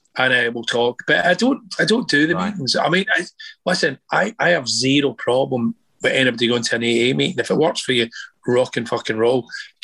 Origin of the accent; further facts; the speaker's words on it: Scotland, United Kingdom; Well, I'm Scottish. You know, I mean, it wasn't freaked out.